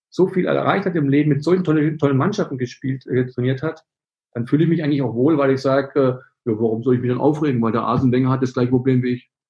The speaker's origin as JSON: {"language": "German", "region": "Berlin", "country": "Germany", "said": "das bin ich nicht, ich bin Berliner, ich bin emotional"}